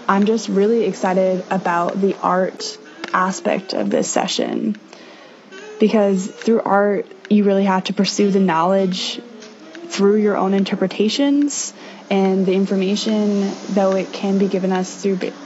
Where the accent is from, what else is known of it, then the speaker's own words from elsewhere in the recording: Bainbridge Island, Washington, United States; I am from Bainbridge Island, Washington